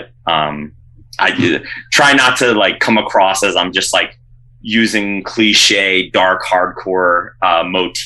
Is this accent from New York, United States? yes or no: yes; Rochester, New York, United States; now in Syracuse, United States; when I was growing up in Rochester